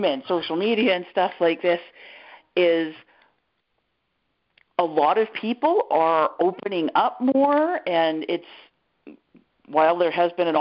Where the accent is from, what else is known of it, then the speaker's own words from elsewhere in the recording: Canada; I'm Canadian.